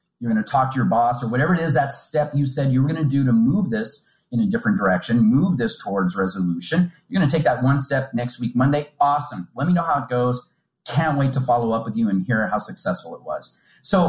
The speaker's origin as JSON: {"language": "English", "country": "United States", "tie": "born or raised there", "moved": "as an adult", "lives_now": "India", "said": "I'm a very direct American speaker. I was raised in the United States"}